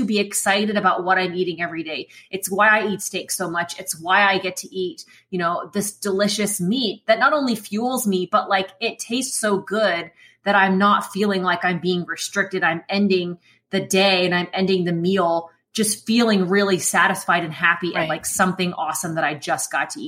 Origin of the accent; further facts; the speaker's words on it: Midwest, United States; moved away; I grew up in the Midwest